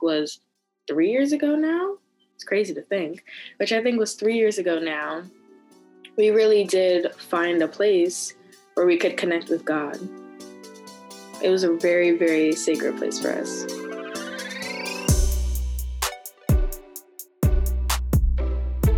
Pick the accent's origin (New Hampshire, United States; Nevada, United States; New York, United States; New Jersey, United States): New Jersey, United States; I'm from New Jersey.